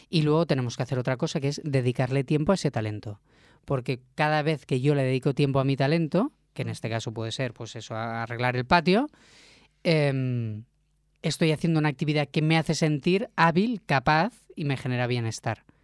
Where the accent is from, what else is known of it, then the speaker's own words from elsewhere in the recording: Catalonia, Spain; yo porque soy un catalán se llama bocamoy